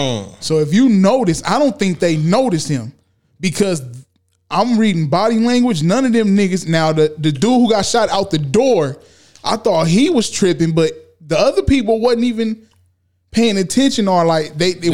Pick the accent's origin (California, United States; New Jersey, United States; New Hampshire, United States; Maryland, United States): California, United States; I'm from SoCal.